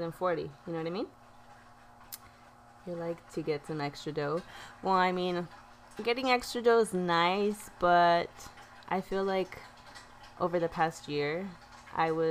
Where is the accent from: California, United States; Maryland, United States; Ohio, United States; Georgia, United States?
California, United States; Oxnard; I was born and raised in Oxnard